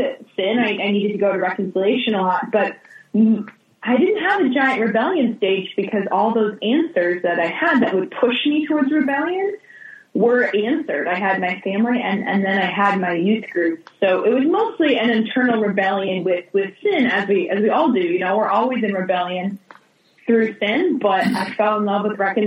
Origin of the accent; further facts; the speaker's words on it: Ohio, United States; moved away as an adult; also born or lived in New Jersey / Denver; now in Los Angeles, United States; I grew up in New Jersey, and then I was raised in Ohio. So outside of Cleveland, that's where my family lived throughout middle school and high school for me.